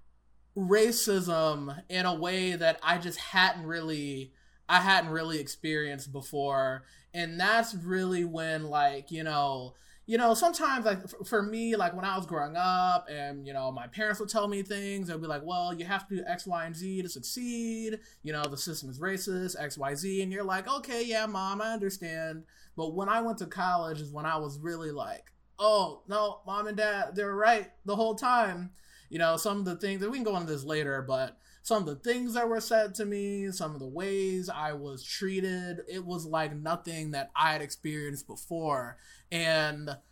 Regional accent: Southfield, Michigan, United States; also born or lived in Columbus, Ohio; I grew up in Southfield, which is like a Detroit suburb

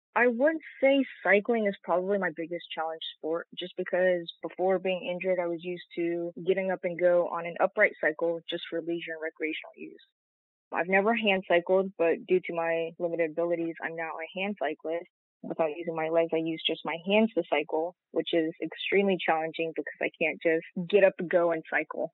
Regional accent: Stockbridge, Georgia, United States; also born or lived in South Korea; I was originally born in South Korea. I spent a great deal of my childhood growing up in Stockbridge, Georgia

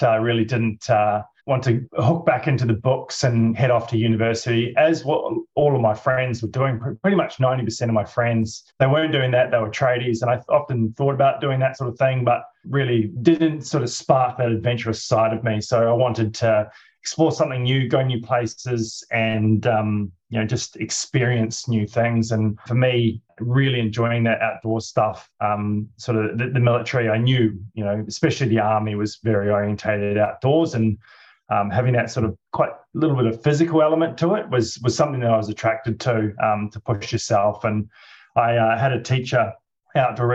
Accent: Central Otago, New Zealand; moved away as an adult; also born or lived in Dunedin, New Zealand / Perth, Western Australia / Queenstown, New Zealand / Brisbane, Australia; now in Australia; So I grew up in New Zealand. I was born in Dunedin in the South Island, but my parents were living sort of central Otago area

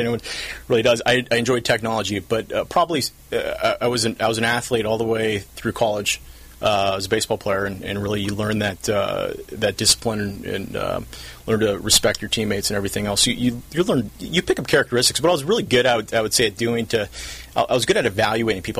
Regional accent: South Orange County, California, United States; I'm from South Orange County. Grew up here when it was far different.

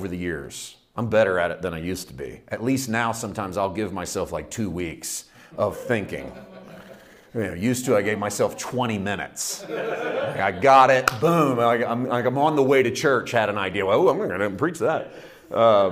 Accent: United States; I'm only an American, so I can't. I'm an American first

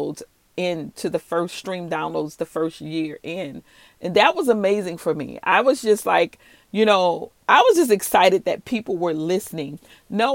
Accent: New Orleans, Louisiana, United States; I'm from the South. I'm from New Orleans, Louisiana.

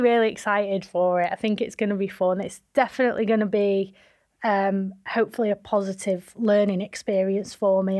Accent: Manchester, North West England, United Kingdom; also born or lived in London; Manchester and where I'm from

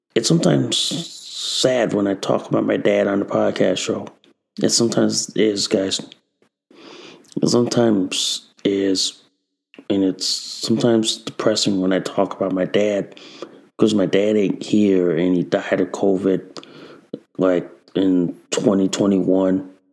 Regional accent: Connecticut, United States; my home state of Connecticut

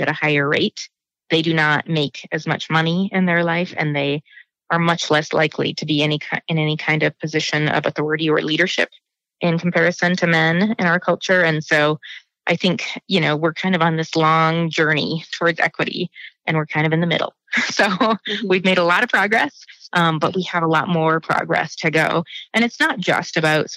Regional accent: Billings, Montana, United States; I was born in Billings. I grew up on a farm about 35 miles east of Billings in the Huntley Project area near Pompey's Pillar

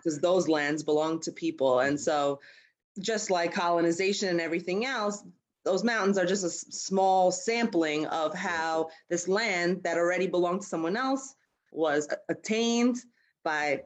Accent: New York City, New York, United States; also born or lived in Harlem, New York / Brooklyn, New York; I grew up in in Queens, but I've always been in the city

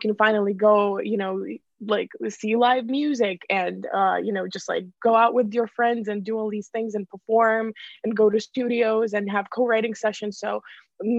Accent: Ukraine; moved away as an adult; also born or lived in Boston, United States; now in Los Angeles, United States; I'm originally from Ukraine. Like I was born in Ukraine, and then I moved to Boston to go to Berklee.

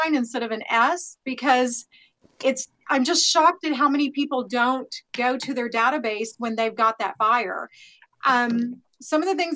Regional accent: Oklahoma, United States; I'm from Oklahoma

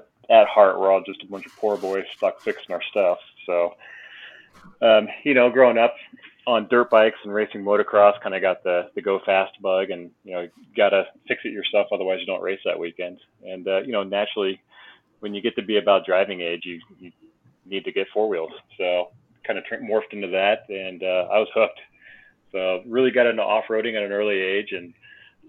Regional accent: Kentucky, United States; now in Colorado, United States; I grew up in Kentucky, you know, hence, you know, the old poor boy from the backwoods

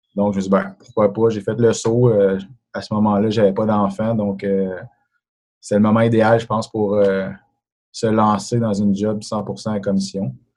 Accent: Sainte-Agathe-des-Monts, Quebec, Canada; moved away as an adult; also born or lived in Montreal; now in Terrebonne, Canada; j'ai grandi à Laurentide. suis un gars de Sainte-Agathe-des-Monts

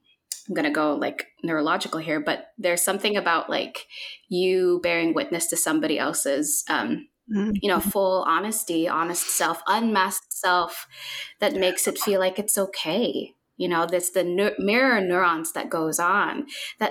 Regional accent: Philippines; moved away; So I was born and raised in the Philippines

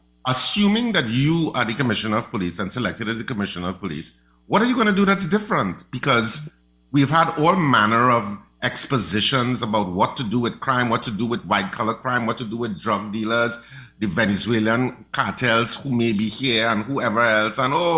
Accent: Trinidad & Tobago

